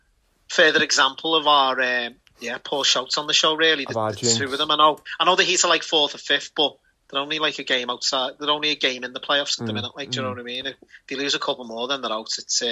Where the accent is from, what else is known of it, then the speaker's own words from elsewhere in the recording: United Kingdom; as you do as a Brit abroad, you've got to go to see Gibraltar for a day.